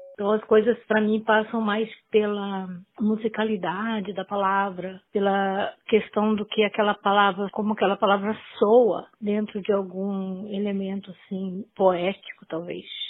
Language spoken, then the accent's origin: Portuguese; northern Paraná, Brazil; also born or lived in Açaí, Paraná; now in Curitiba, Brazil; Eu nasci em Açaí, uma cidade próxima a Londrina. Passei minha infância no norte do Paraná e a juventude, vim viver em Curitiba com uns 30 anos